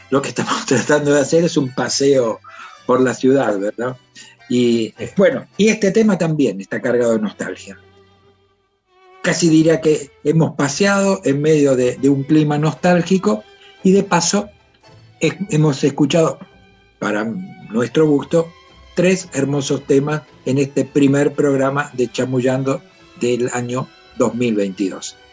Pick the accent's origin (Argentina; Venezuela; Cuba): Argentina; Avellaneda, Buenos Aires Province; En, realidad yo estoy implantado acá, yo soy de Avellaneda.